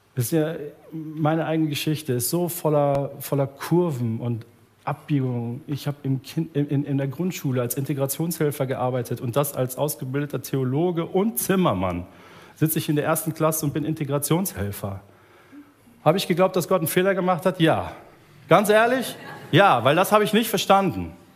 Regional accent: Germany; als Deutsche

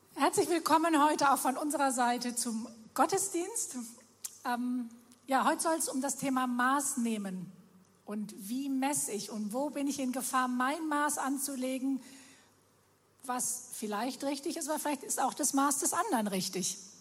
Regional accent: Germany; Wir Deutsche

